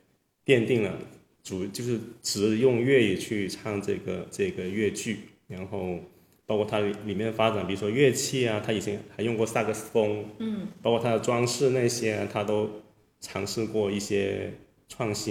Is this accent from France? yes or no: no; Guangdong, China; 就是我们广东这边，他因为他宗旨宗族的这种这种这种，